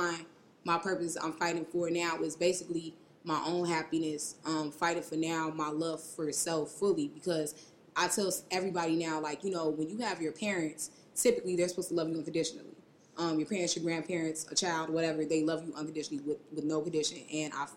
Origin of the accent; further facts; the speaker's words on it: Chicago, Illinois, United States; I'm from Uptown Chicago